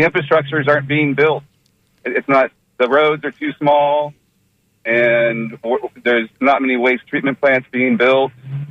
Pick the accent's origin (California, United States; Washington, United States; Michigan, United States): California, United States; moved away as an adult; now in St. Petersburg, United States; I'm from California originally